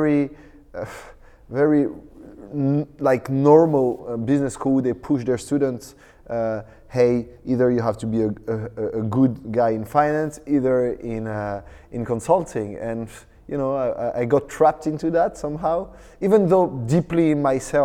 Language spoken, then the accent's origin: English; France; I'm French, actually, because I'm born and raised in France